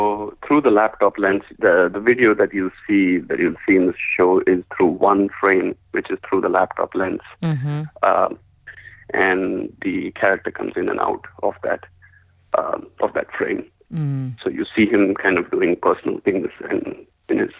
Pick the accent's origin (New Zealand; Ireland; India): India; moved away; I'm originally from India